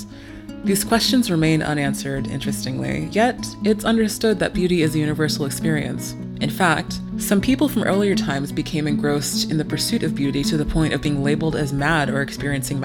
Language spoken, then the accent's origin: English; Nigeria; I am Nigerian